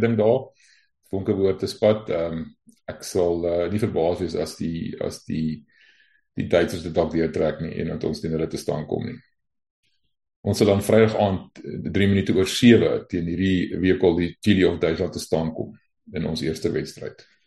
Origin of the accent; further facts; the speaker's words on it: South Africa; ons hier as Afrikaners